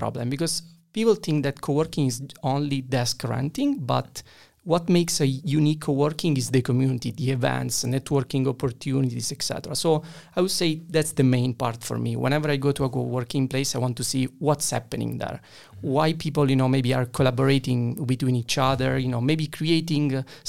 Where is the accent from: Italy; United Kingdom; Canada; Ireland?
Italy; And then when I went back to Italy, and I went back to the university, and I went back to my hometown after a while, I was like, okay, this feels like a Fiat 500, not a Ferrari.